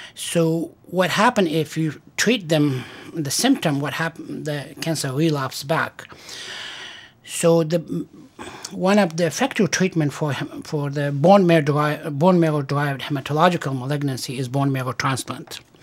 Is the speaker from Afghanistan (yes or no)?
yes; Afghanistan; moved away as an adult; also born or lived in Stanford, California / Massachusetts / Pennsylvania / refugee camp; now in Syracuse, United States; I was born in Afghanistan and I went to medical school there